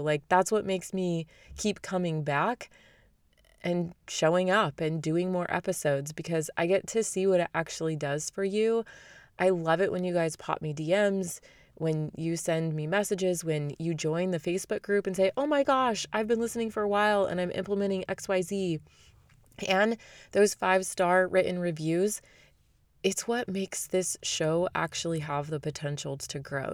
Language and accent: English; Arizona, United States; I lived in Arizona. We knew each other in high school